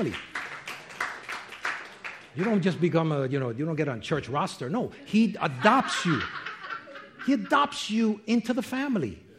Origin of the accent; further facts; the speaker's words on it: New York, United States; I'm from New York